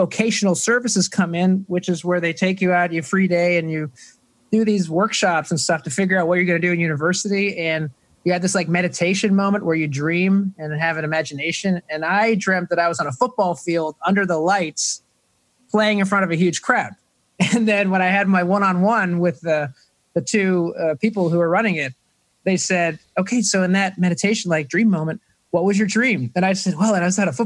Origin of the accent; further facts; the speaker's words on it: Toronto, Ontario, Canada; moved away; I am from Toronto, Canada. So it's grade 7, not 7th grade.